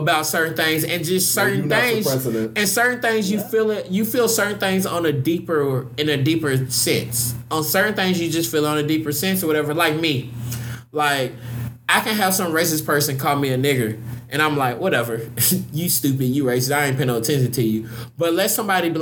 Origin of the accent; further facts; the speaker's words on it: Louisville, Kentucky, United States; moved away; Growing up in Louisville